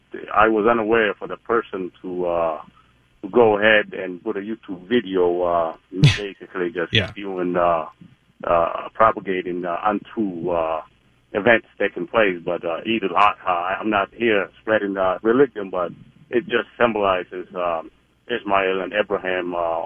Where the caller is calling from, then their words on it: Minneapolis, Minnesota, United States; I'm calling from Minneapolis. I am a six-year U.S. Army veteran, a Somali-American.